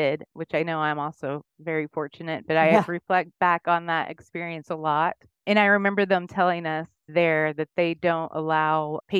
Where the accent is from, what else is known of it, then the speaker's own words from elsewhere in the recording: Chickasha, Oklahoma, United States; now in Cedar Park, Texas, United States; I was born in Chickasha.